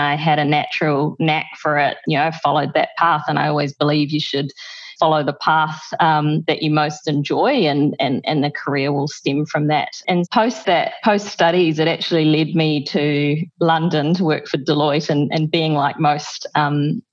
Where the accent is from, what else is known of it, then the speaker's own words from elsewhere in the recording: Waikato, New Zealand; moved away as an adult; now in Singapore; I grew up in the Waikato